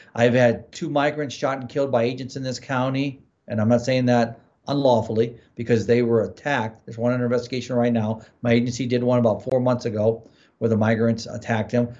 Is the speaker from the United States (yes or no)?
yes; Midwest, United States; now in Arizona, United States; I grew up in the Midwest